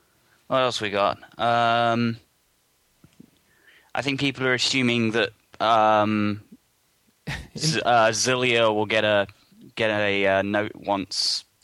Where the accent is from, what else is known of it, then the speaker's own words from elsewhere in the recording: United Kingdom; accent: British; now in Japan; my British accent.